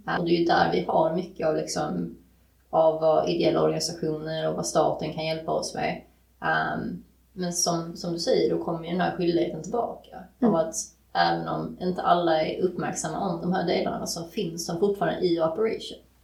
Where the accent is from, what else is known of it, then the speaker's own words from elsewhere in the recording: Sweden; född och uppväxt i Sverige